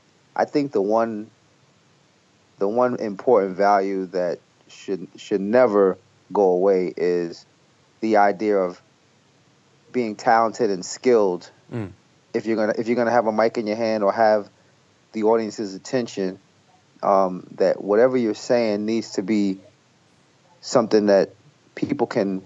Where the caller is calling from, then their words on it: New Jersey, United States; also born or lived in Brooklyn; I'm in New Jersey. I live in Jersey now. I moved from Brooklyn in 2006.